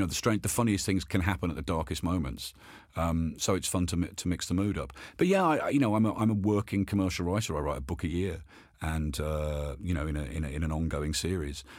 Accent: Birmingham, West Midlands, United Kingdom; I was born and brought up in Birmingham

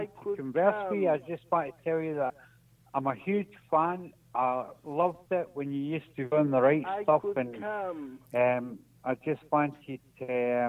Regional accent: Scotland, United Kingdom; Just because I'm Scottish

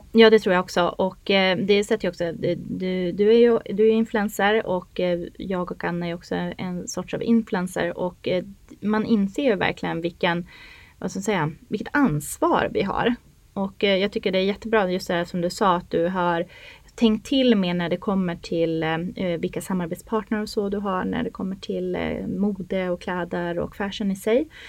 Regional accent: Norrland, Sweden; moved away as an adult; now in Stockholm, Sweden; Jag är ju uppväxt i Norrland

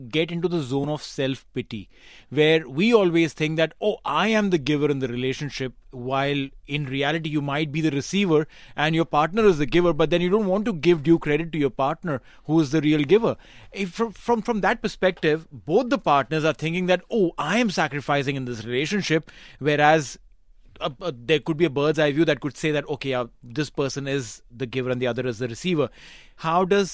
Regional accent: India; moved away; I come from India

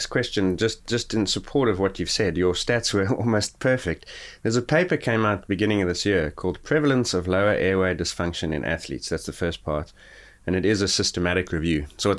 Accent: Gauteng, South Africa; because I grew up near Johannesburg where it's considerably colder than Cape Town

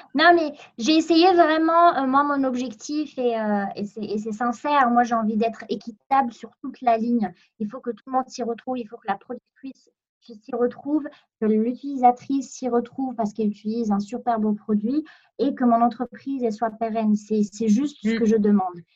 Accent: Meknes, Fès-Meknès, Morocco; moved away as an adult; now in France; j'ai grandi, j'ai vécu au Maroc pendant 20 ans

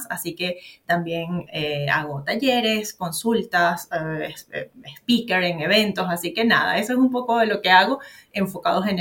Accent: Venezuela; moved away as an adult; now in Santiago, Chile; yo soy venezolana, pero vivo en Santiago de Chile.

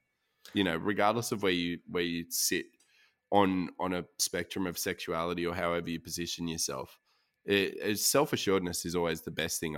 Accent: Australia; it's an all-encompassing decision that still reflects the values we want known as being Australian, which I think is about honesty, about integrity, about hard work.

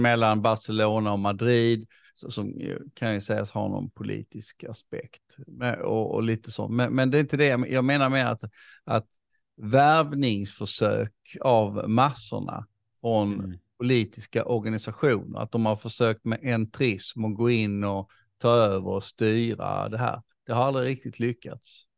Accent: Sweden; som, som svensk

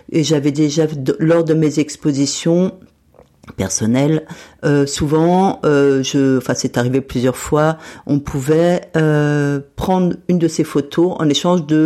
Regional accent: Metz, Grand Est, France; Et donc quand moi je suis partie de Metz euh, dans les années 80, cette piscine existait.

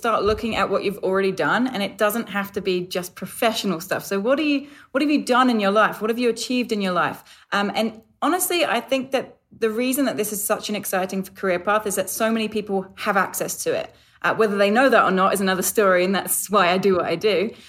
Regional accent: London, United Kingdom; It's actually England. I'm a Londoner. I haven't lived at home in 13 years and I feel like it's probably changed with the travel.

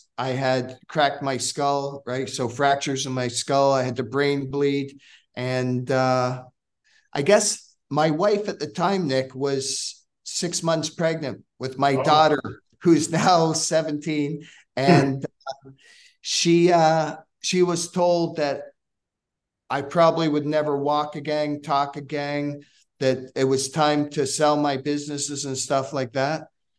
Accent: Scotland, United Kingdom; now in Hamilton, Canada; I came from Scotland, right, and to Hamilton, Ontario.

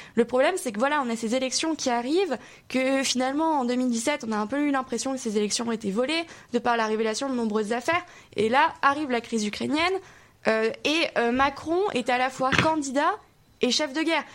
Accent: the South, southern France, France; je, je viens pas de Paris, je viens du Sud

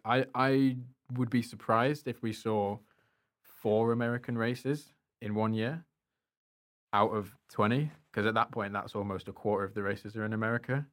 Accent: United Kingdom; as a European, as a British person

